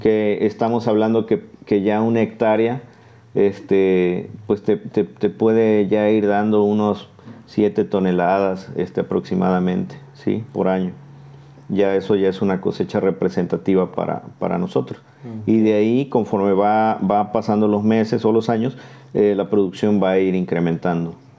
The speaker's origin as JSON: {"language": "Spanish", "town": "Martínez de la Torre", "region": "Veracruz", "country": "Mexico", "tie": "born or raised there", "said": "Ahora me toca trabajar eh, nuevamente aquí en la zona de Martínez, este, de donde soy originario"}